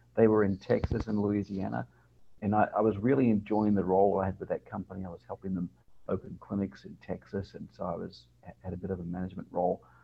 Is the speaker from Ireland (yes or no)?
no; Adelaide, South Australia, Australia; now in New Orleans, United States; born and raised in Australia, um, lived in a town called Adelaide which is on the south coast uh, of Australia.